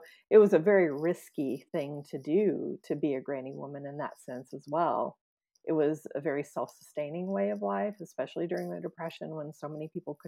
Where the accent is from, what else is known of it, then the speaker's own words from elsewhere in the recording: the Ozarks, United States; talk about what it was like growing up in the Ozarks and introduce people to a part of the country that maybe they weren't too familiar